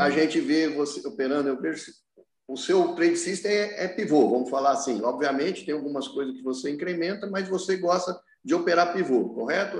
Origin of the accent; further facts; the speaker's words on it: Franca, São Paulo, Brazil; as pessoas vêm me procurar na minha cidade, eu sou de Franca